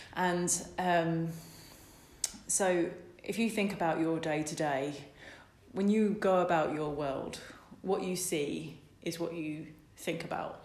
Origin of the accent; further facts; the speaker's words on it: Essex, East of England, United Kingdom; moved away as an adult; also born or lived in Cambridge; now in Lincoln, United Kingdom; I'm from Essex, um, in between Colchester and Ipswich